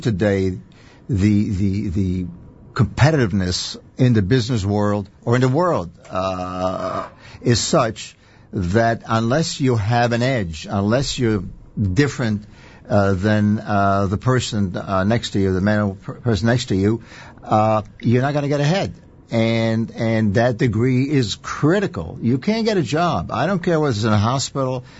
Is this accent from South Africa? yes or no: no; Israel; now in United States; I was born and raised in Israel